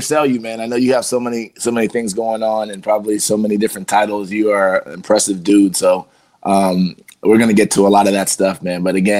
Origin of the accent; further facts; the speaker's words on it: Columbus, Ohio, United States; I grew up in Columbus. I went to St. Francis de Sales, but I was in Dublin all the time.